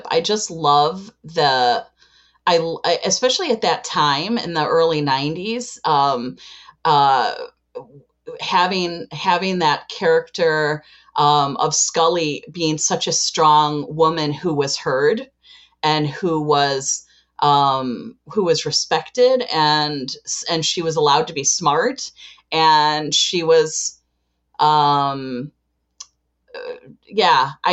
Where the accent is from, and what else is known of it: Chicago, Illinois, United States